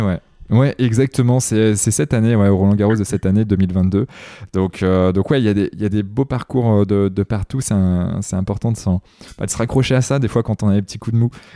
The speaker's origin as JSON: {"language": "French", "town": "Carentoir", "region": "Brittany", "country": "France", "tie": "born or raised there", "said": "Carantoir, là où Ubisoft a été créé, et c'est là où je suis originaire"}